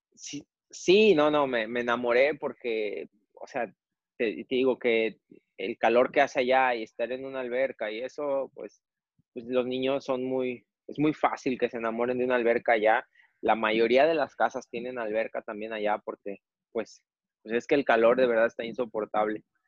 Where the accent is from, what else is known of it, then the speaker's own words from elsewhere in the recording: Jojutla, Morelos, Mexico; mi pueblo